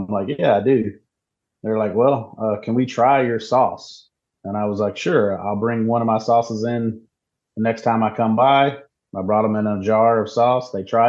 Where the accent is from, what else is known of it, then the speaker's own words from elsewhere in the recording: Hickory, North Carolina, United States; moved away as an adult; now in Nevada, United States; growing up in North Carolina